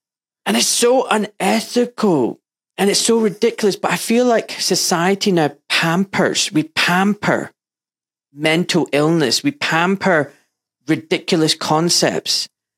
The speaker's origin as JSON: {"language": "English", "town": "Glasgow", "region": "Scotland", "country": "United Kingdom", "tie": "born or raised there", "said": "I grew up in Glasgow. I was born in Glasgow and in a rough area, not like you. It was very poor, deprived. Des Moines, just next to Ibrox Stadium."}